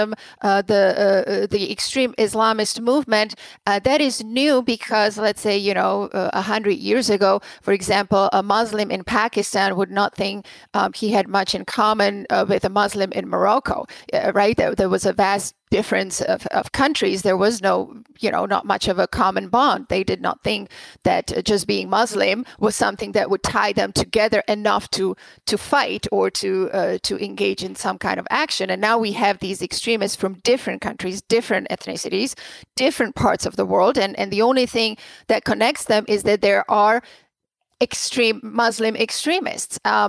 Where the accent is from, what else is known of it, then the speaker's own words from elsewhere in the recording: Prague, Czechia; now in United States; I am originally from the Czech Republic, from Prague. I was born and raised there during the communist times.